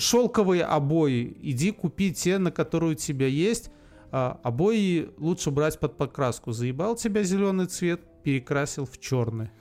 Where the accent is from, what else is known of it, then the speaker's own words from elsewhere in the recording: Belarus; Мы, белорусы, единственные носители старолитовского